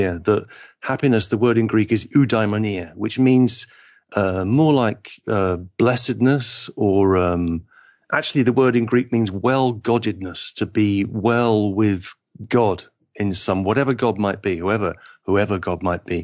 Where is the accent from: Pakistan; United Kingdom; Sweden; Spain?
United Kingdom; Liverpool, North West England; I'm English, but I feel like my family is from Liverpool, and Liverpool is just happens to be in England